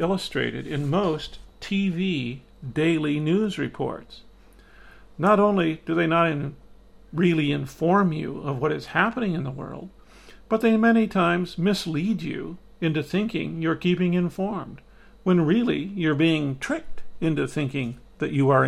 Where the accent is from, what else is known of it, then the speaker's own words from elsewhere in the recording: Midwest, United States; Growing up in the Midwest